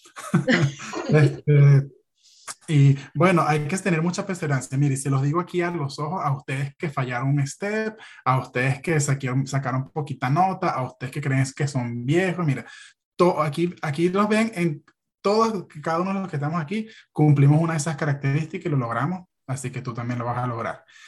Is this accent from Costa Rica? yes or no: no; Venezuela; moved away as an adult; now in United States; no solo somos los venezolanos